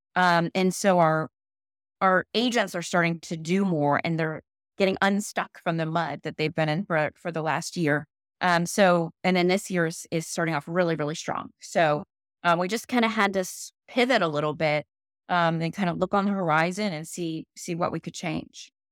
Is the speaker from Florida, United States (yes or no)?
yes; St. Petersburg, Florida, United States; I grew up in Saint Pete